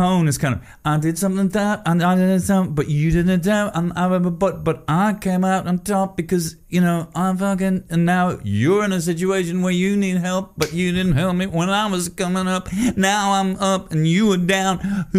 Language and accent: English; Poland; English is a second language; Oh, who am I? I'm just from Poland.